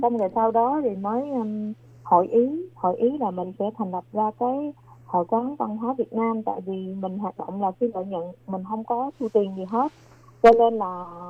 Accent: Long An, Vietnam; moved away as an adult; now in New Taipei, Taiwan; quê của em là ở tỉnh Long An và em sang Đài Loan được là 18 năm

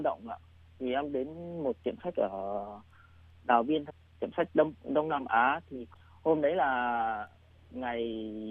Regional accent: Định Hóa, Thai Nguyen, Vietnam; moved away as an adult; now in Taiwan; em sinh ra từ vùng quê lúa Thái Bình nhưng mà em lớn lên lại ở vùng đất chè Thái Nguyên ạ. À? À. Em ở ở Định Hóa Thái Nguyên

